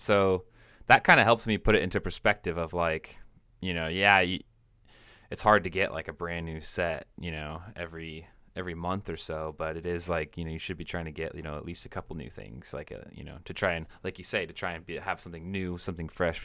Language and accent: English; Washington, United States; now in Central Coast, California, United States; I'm from, I'm from Washington State